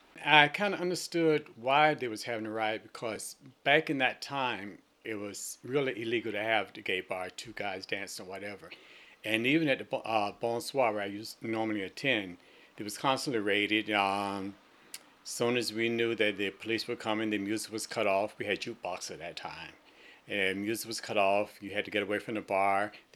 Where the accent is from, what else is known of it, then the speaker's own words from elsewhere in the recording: the South, United States; also born or lived in New York City; now in Falmouth, United States; being a black person born and raised in the South